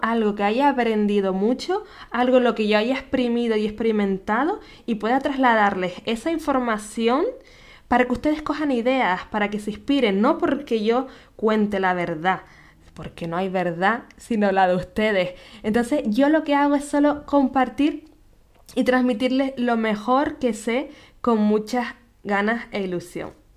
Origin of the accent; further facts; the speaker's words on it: Canary Islands, Spain; nacida en Canarias